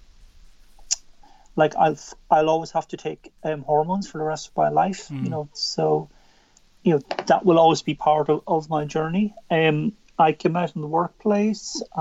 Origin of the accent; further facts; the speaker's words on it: Drogheda, County Louth, Ireland; So I'm originally from County Louth. So still very much here. I was born in Drogheda